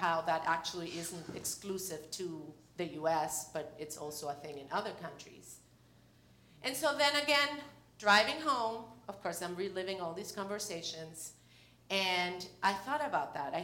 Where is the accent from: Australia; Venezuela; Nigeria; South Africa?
Venezuela; moved away; I'm from Venezuela.